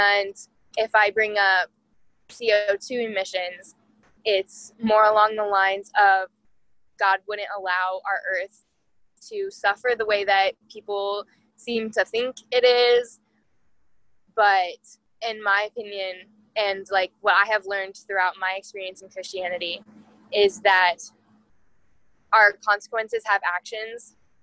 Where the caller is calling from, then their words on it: Iowa, United States; I am 20 years old and I'm calling in from Iowa.